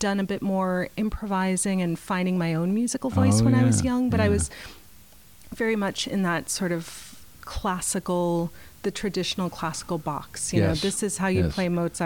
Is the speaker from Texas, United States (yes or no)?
no; Boston, Massachusetts, United States; now in Portland, United States; I grew up in the Boston area